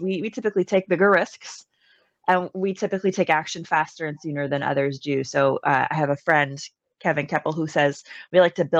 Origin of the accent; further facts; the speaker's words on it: Canada; I'm Canadian